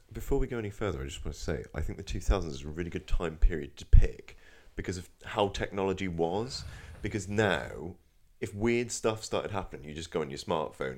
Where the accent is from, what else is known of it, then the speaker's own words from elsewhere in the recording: Norfolk, East of England, United Kingdom; I'm from Norfolk